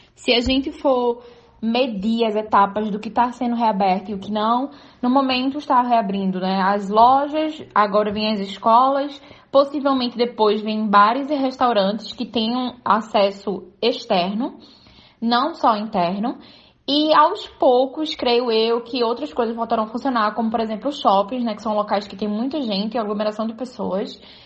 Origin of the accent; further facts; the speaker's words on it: Brazil; now in Germany; como brasileira